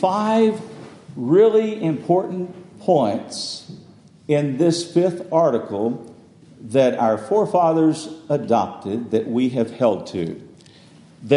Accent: West Texas, United States; now in Bel Air, United States; I grew up in West Texas and went to the church there

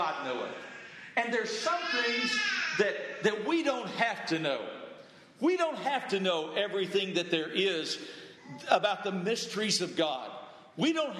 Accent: the South, United States; I grew up in the South

